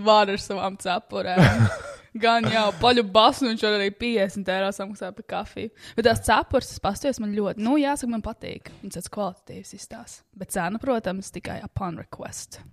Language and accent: Latvian; Latvia; first language Latvian; es mīlu Latviju, es tiešām mīlu, tā ir mana dzimtene, tā ir mana dzimtā valoda